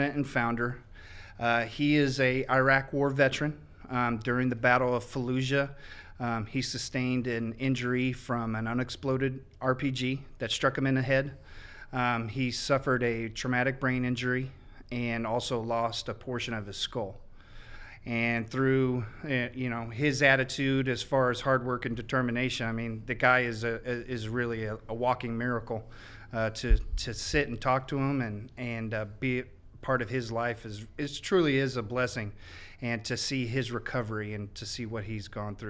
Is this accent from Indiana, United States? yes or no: yes; Indianapolis, Indiana, United States; moved away as an adult; I'm originally from Indianapolis. I went to North Central High School.